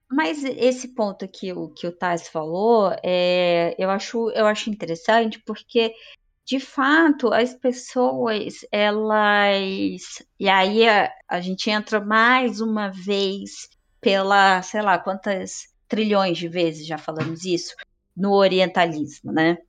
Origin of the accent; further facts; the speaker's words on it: Brazil; eu sou brasileira